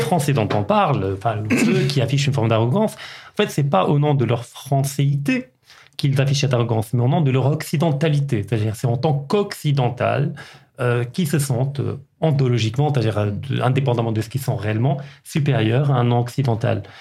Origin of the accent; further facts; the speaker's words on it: Kenitra, Rabat-Salé-Kénitra, Morocco; j'ai grandi à Kenitra